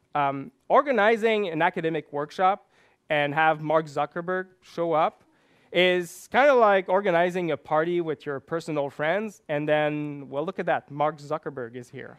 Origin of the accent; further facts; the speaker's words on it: Quebec, Canada; English is a second language; I grew up in Quebec, one of the largest French-speaking province in, uh, Canada.